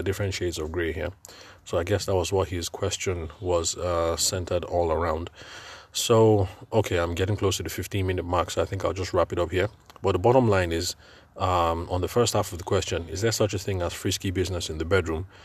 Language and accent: English; Nigeria; I'm Nigerian and I'm podcasting from Nigeria